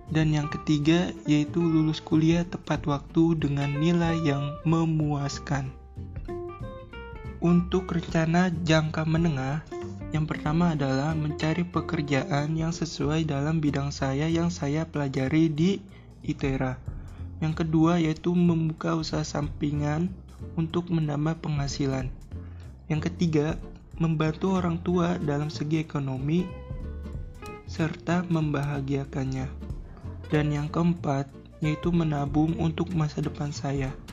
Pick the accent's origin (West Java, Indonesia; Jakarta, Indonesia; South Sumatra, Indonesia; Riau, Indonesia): Jakarta, Indonesia; Saya dari kelompok 72 … dan saya dari Provinsi DKI Jakarta.